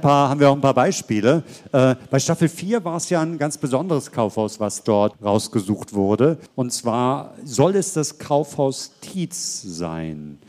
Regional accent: Hamburg, Germany; now in Berlin, Germany; ich bin gebürtiger Hamburger

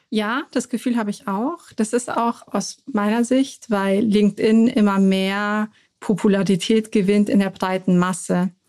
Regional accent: Munich, Bavaria, Germany; Weil ich bin in München geboren

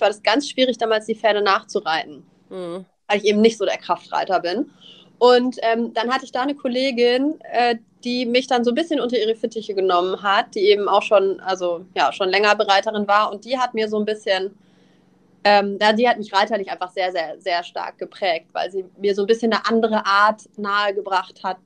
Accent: Nuremberg, Bavaria, Germany; moved away as an adult; now in Northern Germany, Germany; ich komme aus Süddeutschland, ich komme aus Nürnberg ursprünglich

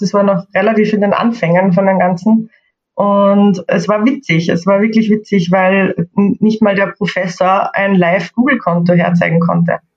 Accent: Austria; accent: Austrian; ich komme, wie ihr wahrscheinlich hören könnt, aus Österreich. Ähm, ich versuche heute meinen österreichischen Akzent etwas zu verstecken

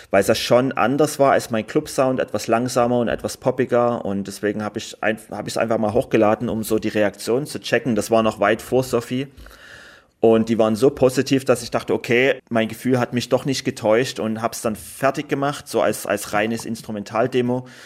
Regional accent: Germany; die haben mich auch immer mit großen Augen angeguckt, wenn ich gesagt habe, ich komme aus Deutschland

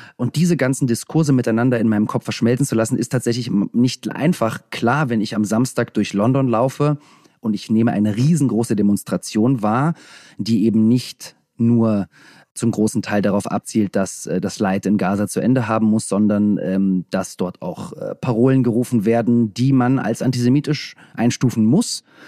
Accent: Russia; moved away; Das erste Mal, seitdem ich geboren bin in Russland, war ich dort

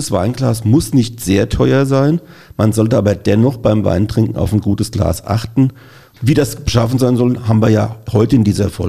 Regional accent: Mainz, Rhineland-Palatinate, Germany; Also als Mainzer müssen wir natürlich vorrangig erstmal.

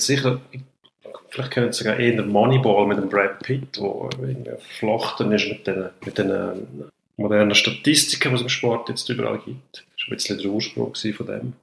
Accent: Switzerland; bei uns in der Schweiz.

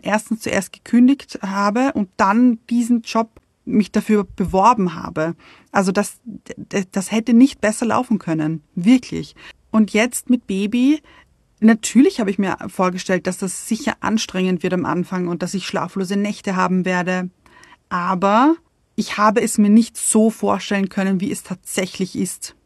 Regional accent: Vienna, Austria; moved away; ich bin in Wien geboren und habe ich glaube, 30 Jahre, 30 Jahre lang in Wien gewohnt

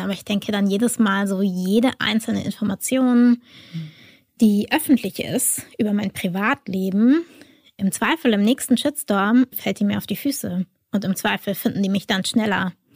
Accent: Germany; als Deutsche

